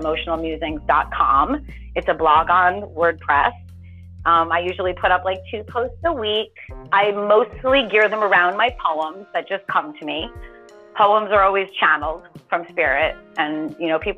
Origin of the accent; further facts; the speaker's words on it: United States; I grew up right outside of Manhattan